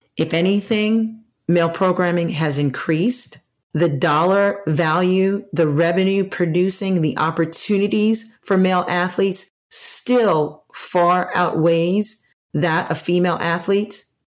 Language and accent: English; Maryland, United States; now in New Jersey, United States; in the area where, where I grew up partially in Maryland, lacrosse has always been popular